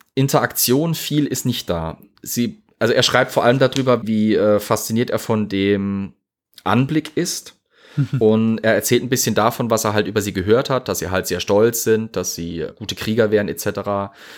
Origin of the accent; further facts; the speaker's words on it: Zweibrücken, Rhineland-Palatinate, Germany; meine Heimatstadt hat immer noch eine Städtepartnerschaft mit Yorktown